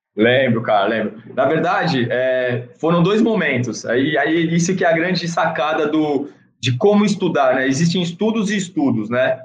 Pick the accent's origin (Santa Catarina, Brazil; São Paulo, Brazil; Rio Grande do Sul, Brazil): São Paulo, Brazil; Santos; sou de Santos